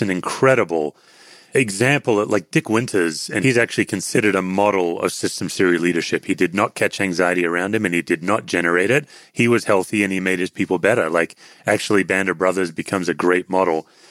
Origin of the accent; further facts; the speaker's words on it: Australia; I'm an Australian.